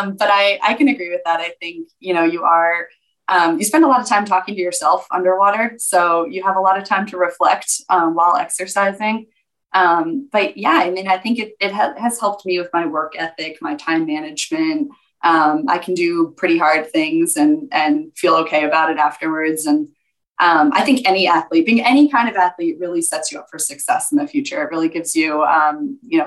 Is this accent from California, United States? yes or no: no; Connecticut, United States; now in Scottsdale, United States; I was born in Connecticut and I have one sibling, an older brother